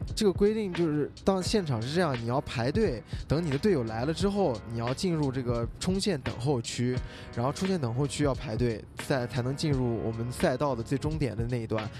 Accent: Xinjiang, China; 我作为一个新疆人

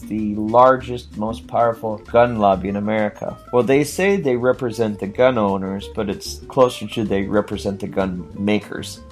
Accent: Washington, United States; I'm a Washington resident, I'm an American citizen

